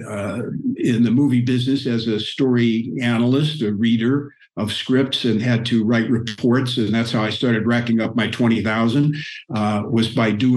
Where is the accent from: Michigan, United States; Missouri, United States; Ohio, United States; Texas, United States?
Missouri, United States; moved away; I grew up in the Midwest on a farm